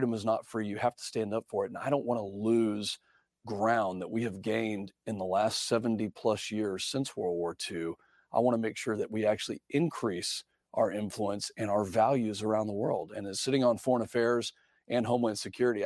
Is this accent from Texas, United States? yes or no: yes; San Angelo, Texas, United States; I grew up in Texas and came from a ranching family, and so know the agriculture side of business, and am from San Angelo, Texas